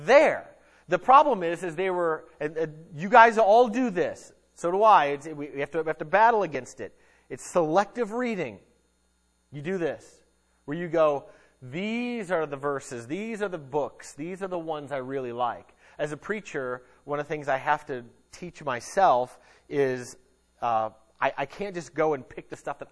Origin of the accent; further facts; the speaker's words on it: United States; us as American Christians